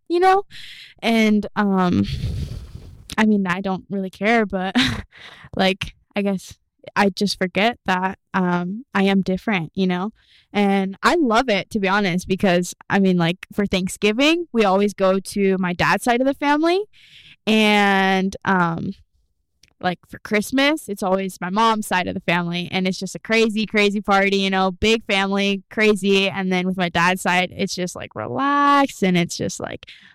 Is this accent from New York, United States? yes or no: no; Kearney, Nebraska, United States; now in Lexington, United States; Born in Kearney